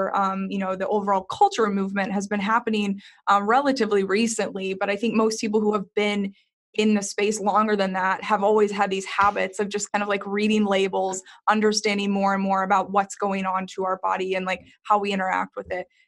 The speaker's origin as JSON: {"language": "English", "region": "Texas", "country": "United States", "tie": "born or raised there", "said": "I grew up in Texas"}